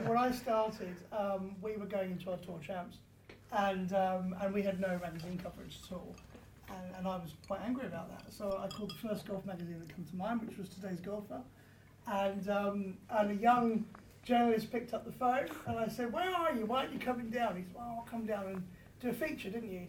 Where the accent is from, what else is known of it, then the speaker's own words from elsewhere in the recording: Surrey, South East England, United Kingdom; I grew up in Surrey